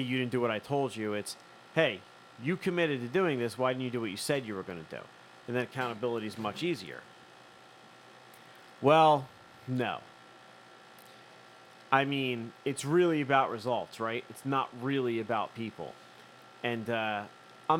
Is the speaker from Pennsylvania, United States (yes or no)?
yes; Philadelphia, Pennsylvania, United States; So am I. I'm from here too.